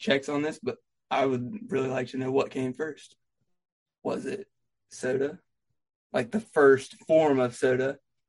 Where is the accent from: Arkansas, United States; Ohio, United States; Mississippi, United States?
Ohio, United States; Southern; To be honest, I'm from Southern Ohio.